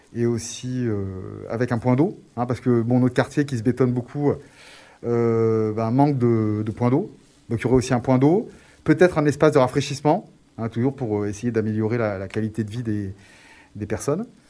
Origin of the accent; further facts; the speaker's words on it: Grenoble, Auvergne-Rhône-Alpes, France; je suis né à Grenoble, euh, j'ai fait mes études à Grenoble